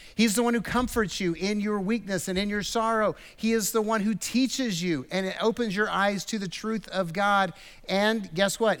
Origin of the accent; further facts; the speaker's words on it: United States; American Christians because we grew up with the American kind of ideal